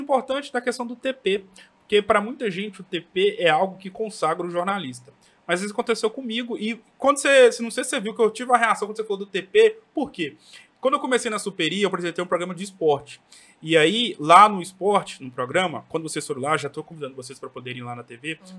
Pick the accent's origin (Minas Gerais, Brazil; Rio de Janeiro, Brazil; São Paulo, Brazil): Minas Gerais, Brazil; Governador Valadares; eu que sou aqui de Valadares